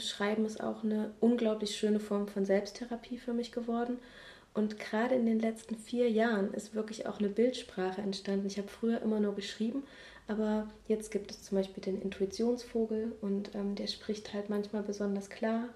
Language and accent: German; Leipzig, Saxony, Germany; moved away as an adult; also born or lived in Hamburg / Crete; in meiner Heimatstadt, wo ich geboren bin, auch mehr sesshaft werden